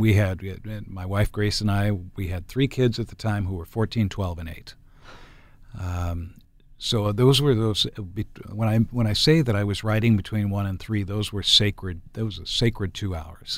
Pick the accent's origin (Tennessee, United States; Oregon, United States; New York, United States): Oregon, United States; Enterprise; now in Portland, United States; when I grew up in Enterprise, up in the northeastern part of the state